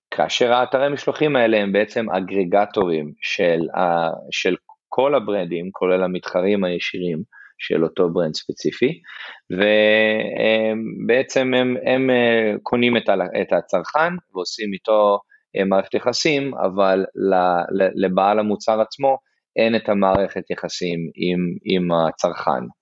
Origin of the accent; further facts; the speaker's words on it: Eilat, Southern District, Israel; moved away as an adult; also born or lived in Nigeria; now in United States; אני כן אני אילתי במקור אני נולדתי באילת אה, ההורים שלי עבדו במשרד החינוך ובסולל בונה המון שנים אז אני דווקא יחסית גדלתי בניגריה, באפריקה